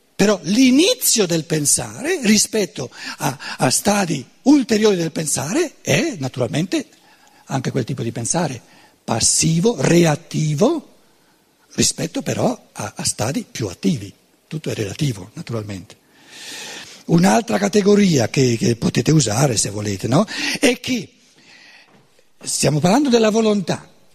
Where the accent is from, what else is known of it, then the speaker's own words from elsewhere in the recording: Germany; Italian is a second language; un povero tedesco